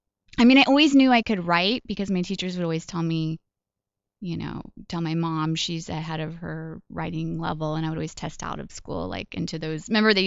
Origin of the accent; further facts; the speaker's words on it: Colorado Springs, Colorado, United States; also born or lived in Kansas / Wyoming / Oklahoma; So we moved pretty much all around Colorado, Kansas, Wyoming, and Oklahoma. Although I feel like I'm mostly from Colorado Springs. That's where I spent my formative years.